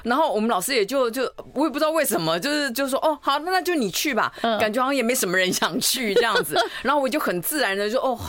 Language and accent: Chinese; Taipei, Taiwan; 台北人，就是台湾小孩。呃，对。